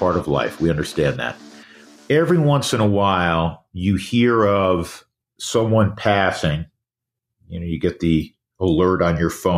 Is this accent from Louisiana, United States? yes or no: no; New York, United States; moved away; growing up in New York